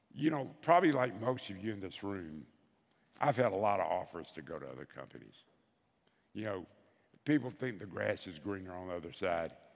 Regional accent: Bessemer, Alabama, United States; I'm from Bessemer, Alabama.

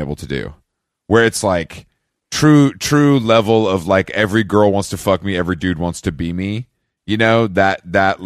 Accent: Atlanta, Georgia, United States; I'm from the ATL

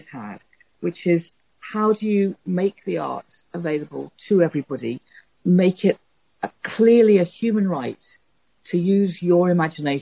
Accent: Liverpool, North West England, United Kingdom; I come from Liverpool, and I don't come from anything like an artistic background

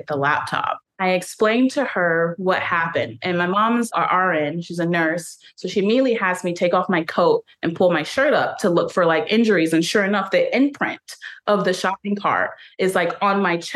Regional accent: Michigan, United States; moved away as an adult; now in Phoenix, United States; But yes, I'm from Michigan

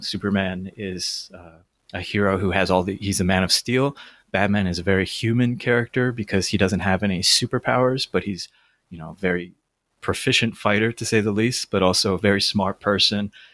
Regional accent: Toronto, Ontario, Canada; I grew up in Toronto

